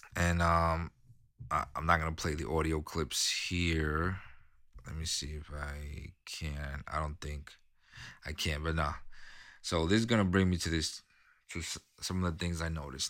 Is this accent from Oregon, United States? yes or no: no; New York City, New York, United States; I grew up in New York City, okay? I, I grew up in Queens